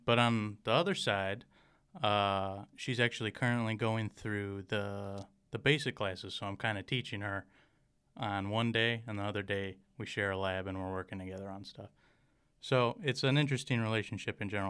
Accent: Michigan, United States; moved away as an adult; now in Rockford, United States; I'm originally from Michigan

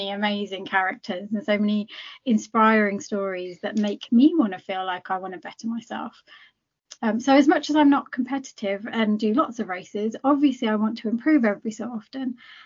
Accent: United Kingdom; I am British, but I'm also Indian. That I can't change that, and nor do I want to. And I proudly represent where I come from. You know, I'm Punjabi

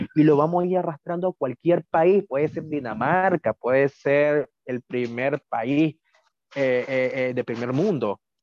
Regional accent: Managua, Nicaragua; accent: Managua; moved away as an adult; now in San José, Costa Rica; soy nica, soy nacido en Managua. Es que tu acento no es el mismo que yo conozco, porque no tenemos el mismo, el centro matagalpino diferente, el esteliano es diferente, el chileno negano es diferente, y nuestro acento en Managua es más rápido y nos comemos más la S

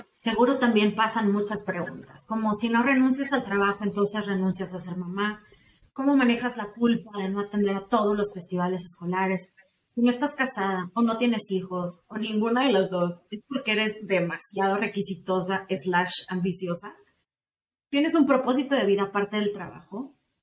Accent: Mexico; somos mexicanos antes que nada, y hoy es día festivo en México, pero somos mexicanas

